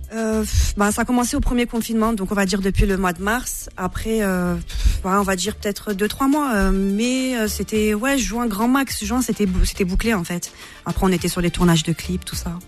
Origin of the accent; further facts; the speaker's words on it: La Courneuve, Île-de-France, France; also born or lived in Marseille; j'ai grandi une partie de mon enfance à La Courneuve